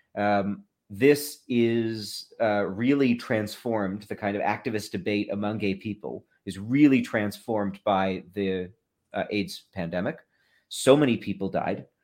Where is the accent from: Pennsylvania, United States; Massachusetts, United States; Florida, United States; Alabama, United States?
Massachusetts, United States; I grew up in Massachusetts